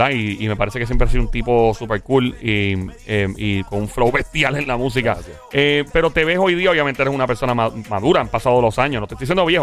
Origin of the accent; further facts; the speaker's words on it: Arecibo, Puerto Rico; Sí, yo soy natural de Arecibo.